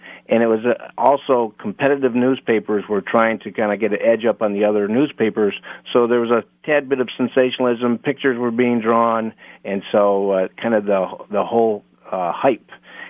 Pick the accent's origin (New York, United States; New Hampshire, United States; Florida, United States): New York, United States; Buffalo; I'm from Buffalo, New York